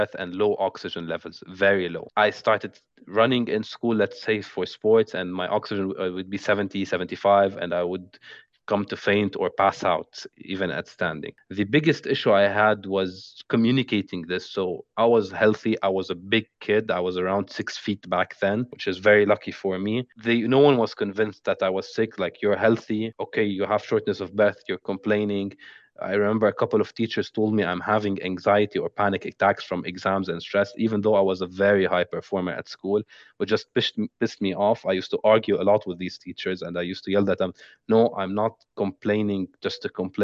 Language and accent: English; Beirut, Beirut Governorate, Lebanon; I was born in Beirut, Lebanon in August 22, 1996